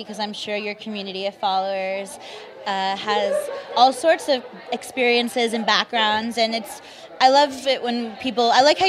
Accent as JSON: {"language": "English", "town": "Los Angeles", "region": "California", "country": "United States", "tie": "born or raised there", "said": "I grew up in the San Fernando Valley here"}